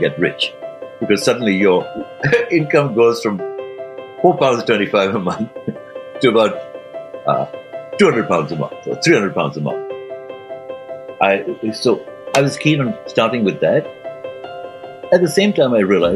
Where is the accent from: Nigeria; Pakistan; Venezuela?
Pakistan; Karachi, Sindh; moved away as an adult; also born or lived in Bournemouth / London; I was growing up in Karachi, in Pakistan